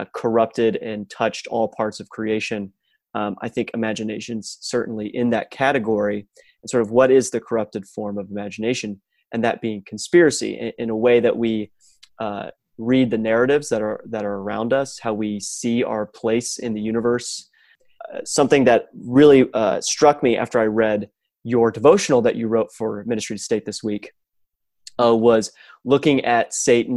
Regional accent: Dallas, Texas, United States; moved away as an adult; also born or lived in Michigan; growing up in the Dallas-Fort Worth area

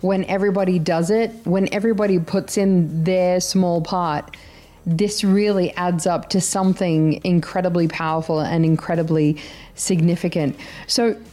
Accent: Sydney, New South Wales, Australia; now in United Arab Emirates; Sydney, my hometown

